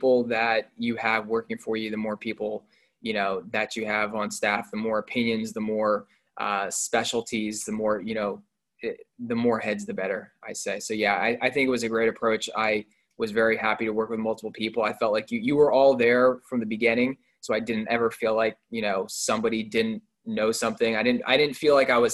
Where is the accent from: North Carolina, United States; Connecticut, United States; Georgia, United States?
North Carolina, United States; Raleigh; I grew up in Raleigh, North Carolina, so that's college basketball central right there